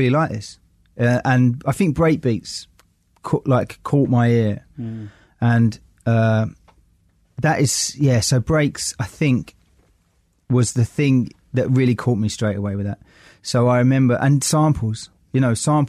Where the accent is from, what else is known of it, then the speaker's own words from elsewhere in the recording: London, United Kingdom; I came from Forest Gate in East London